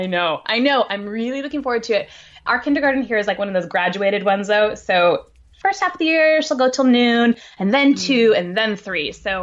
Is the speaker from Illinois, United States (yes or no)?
no; Helena, Montana, United States; now in San Luis Obispo, United States; the one I grew up with in Helena, Montana.